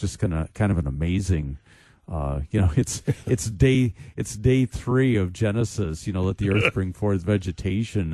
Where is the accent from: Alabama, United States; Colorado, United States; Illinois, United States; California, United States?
Illinois, United States; Chicago; moved away; my hometown, Chicago